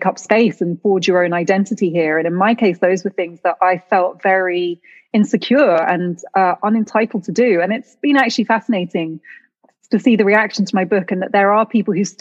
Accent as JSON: {"language": "English", "country": "United Kingdom", "tie": "born or raised there", "said": "growing up in Britain"}